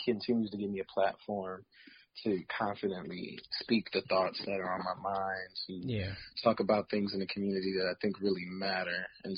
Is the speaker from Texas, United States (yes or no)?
no; Detroit, Michigan, United States; Honestly, I love the history that my city has in terms of, you know, going far back to a lot of what came out of the Motown era.